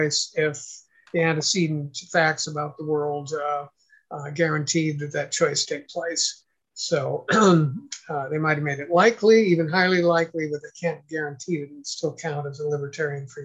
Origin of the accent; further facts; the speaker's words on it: San Luis Obispo, California, United States; it was a Baptist church in my hometown, San Luis Obispo, California